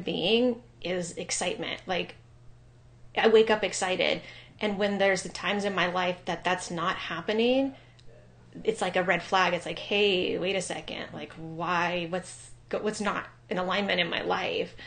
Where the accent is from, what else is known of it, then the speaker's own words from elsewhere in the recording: Ojai, California, United States; also born or lived in Maui, Hawaii / San Diego, California / Bellingham, Washington / Olympic Peninsula, Washington; now in Bend, United States; I am originally from Southern California. I grew up in a little town called Ojai, right outside of Santa Barbara